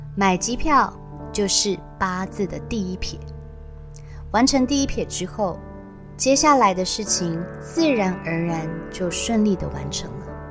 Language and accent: Chinese; Taiwan; 我说我从台湾来，一个人旅行欧洲